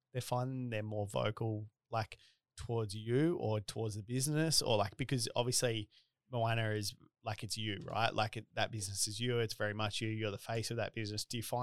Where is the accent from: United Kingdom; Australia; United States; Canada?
Australia; accent: Bogan; I always say it's my Bogan accent.